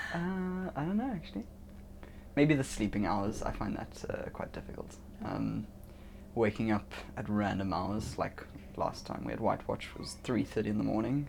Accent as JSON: {"language": "English", "town": "Cape Town", "region": "Western Cape", "country": "South Africa", "said": "I'm from South Africa, uh, Cape Town specifically"}